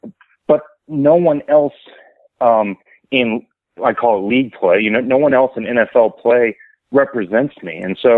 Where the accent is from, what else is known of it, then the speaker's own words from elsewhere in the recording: Dallas, Texas, United States; I'm from Dallas.